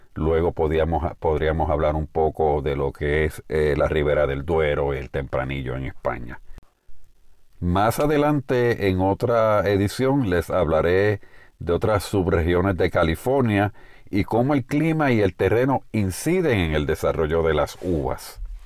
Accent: Puerto Rico; En el caso de Puerto Rico, de donde hacemos este programa, este podcast y de donde soy oriundo

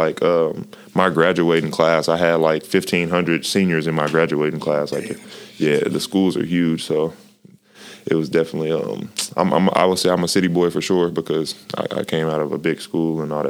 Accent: Plano, Texas, United States; Growing up in Dallas, I was from in the Plano area, which is a pretty good suburb.

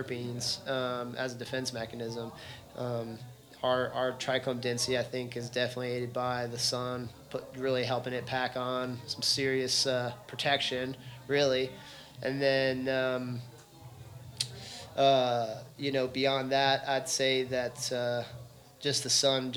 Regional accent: Texas, United States; growing up in Texas

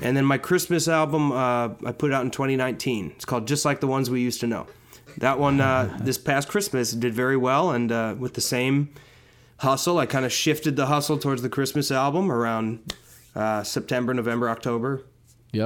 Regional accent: Wauwatosa, Wisconsin, United States; now in Los Angeles, United States; I'm technically from a suburb of Milwaukee called Wauwatosa. Okay. Um, but I, I lived in a house that was probably two blocks away from the, the city of Milwaukee.

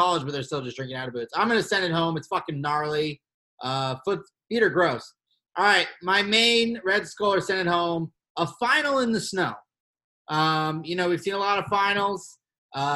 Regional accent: Colorado, United States; I'm from Colorado

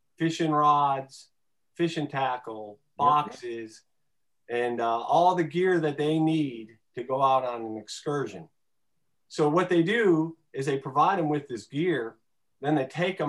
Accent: Detroit, Michigan, United States; I grew up in Detroit, grew up around the water, and fishing was a huge part of my childhood, 5 minutes from the lake.

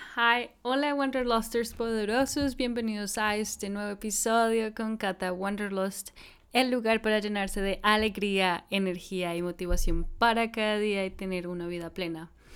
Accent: Colombia; como colombiana

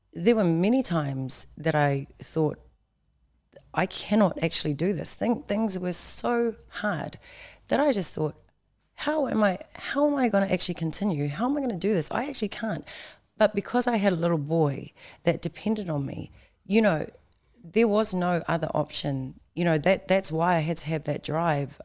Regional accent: Tauranga, Bay of Plenty, New Zealand; I was actually born in Tauranga

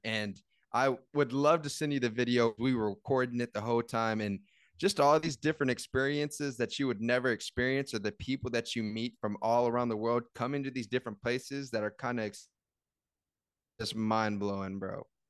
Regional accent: San Antonio, Texas, United States; I'm from San Antonio, and we have the hidden gems down here

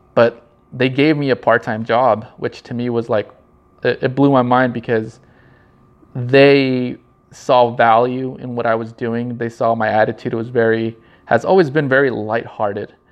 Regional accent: Norwalk, California, United States; I was born in Norwalk, California.

